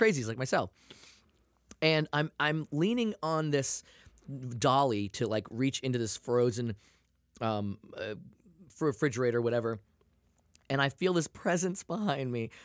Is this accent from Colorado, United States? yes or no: no; Maine, United States; also born or lived in Portland, Maine; now in California, United States; I'm from Maine.